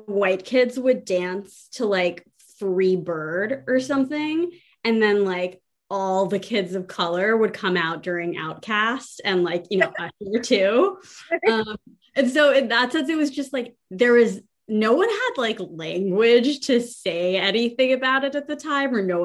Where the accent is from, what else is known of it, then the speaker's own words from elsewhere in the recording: Atlanta, Georgia, United States; I grew up in Atlanta in 2005 and 2006